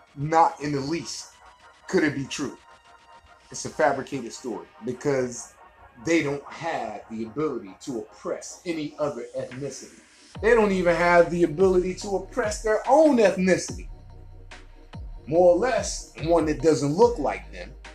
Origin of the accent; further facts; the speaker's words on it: Birmingham, Alabama, United States; I graduated high school in Birmingham, Alabama. Midfield Patriot